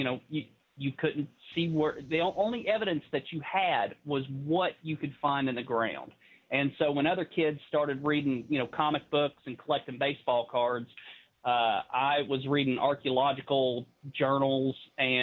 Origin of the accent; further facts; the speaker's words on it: English Mountain, East Tennessee, United States; I was a kid growing up on English Mountain